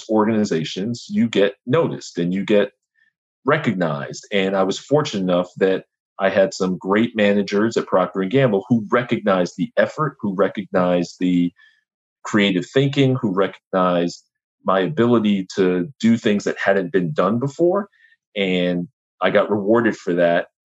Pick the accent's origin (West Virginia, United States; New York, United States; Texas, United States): New York, United States; New York City; I'm from Brooklyn, New York